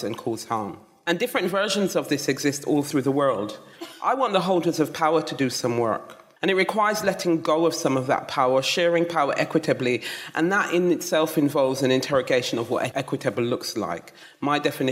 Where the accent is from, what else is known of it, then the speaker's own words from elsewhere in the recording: Jamaica; also born or lived in London; now in England; I was born in London and raised in the mountains of Jamaica